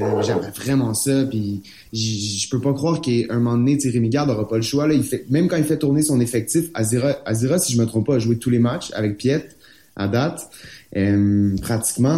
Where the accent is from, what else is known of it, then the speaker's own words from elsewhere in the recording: Montreal, Quebec, Canada; je suis montréalais